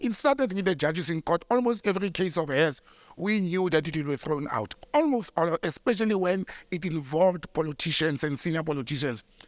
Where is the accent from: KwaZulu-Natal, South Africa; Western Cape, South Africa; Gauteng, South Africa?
Gauteng, South Africa; West Rand; that's my hometown, you know, and, uh, Randfontein and Krugersdorp and all that, they fall under, Mogale City